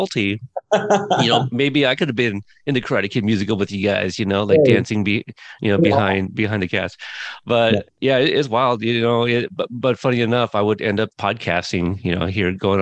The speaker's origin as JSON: {"language": "English", "town": "Portland", "region": "Oregon", "country": "United States", "tie": "born or raised there", "also_born_or_lived": "Corpus Christi, Texas", "said": "I lived in Southern Texas for a few years before moving up to Portland, Oregon, and been here basically the rest of my life."}